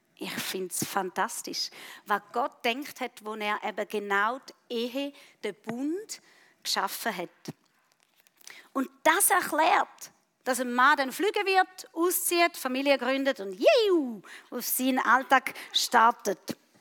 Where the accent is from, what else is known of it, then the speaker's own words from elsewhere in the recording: Switzerland; Bei uns in der Schweiz